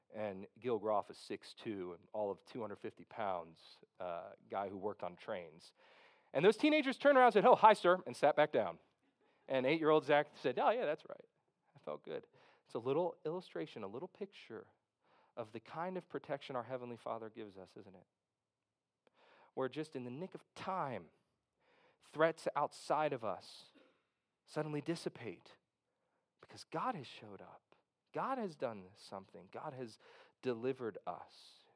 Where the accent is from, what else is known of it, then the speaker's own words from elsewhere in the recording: Philadelphia, Pennsylvania, United States; growing up in West Philadelphia